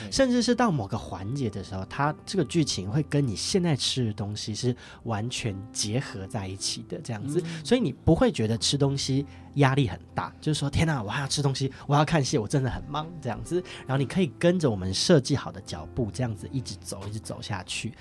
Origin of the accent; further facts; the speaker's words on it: northern Taiwan, Taiwan; 我是北部人这样子